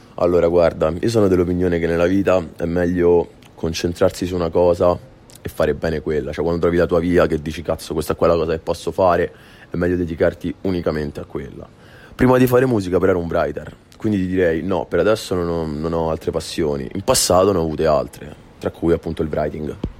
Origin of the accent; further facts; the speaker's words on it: Rome, Lazio, Italy; vengo da Roma